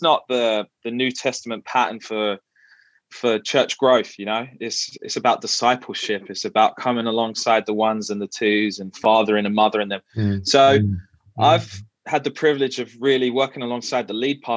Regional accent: London, United Kingdom; moved away as an adult; also born or lived in Canterbury, Kent / Vancouver, Canada; now in St Thomas, Canada; I grew up in East London, and that's where we met, at the local Baptist church on the high road.

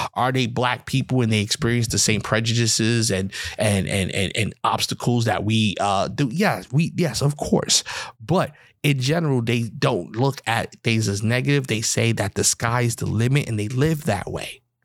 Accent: New York, United States; I'm from New York

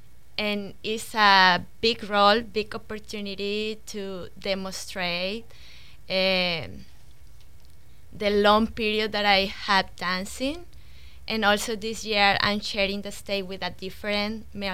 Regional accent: Cali, Valle del Cauca, Colombia; moved away as an adult; now in Pensacola, United States; I'm from Cali, Colombia

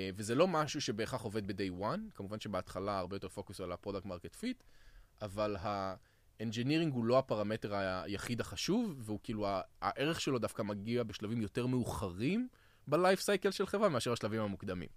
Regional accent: Israel; אנחנו כישראלים

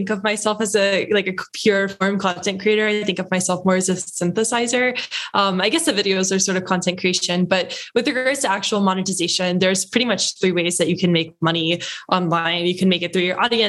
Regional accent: outside of Louisville, Kentucky, United States; moved away as an adult; also born or lived in Los Angeles; I grew up in Kentucky, so outside of Louisville, which is the biggest city there

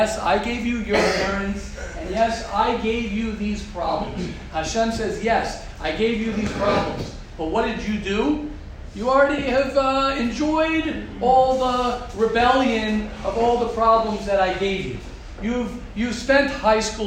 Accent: United States; I grew up, I'm as American as they come

